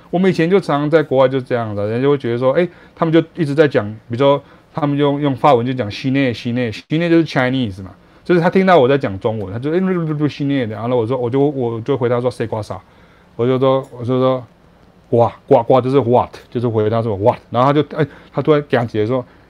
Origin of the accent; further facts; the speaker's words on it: Taiwan; 我是来自台湾来的爵士乐手